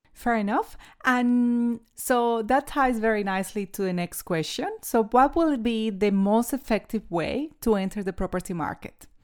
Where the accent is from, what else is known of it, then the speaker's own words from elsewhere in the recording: New Zealand; now in Australia; I'm a Kiwi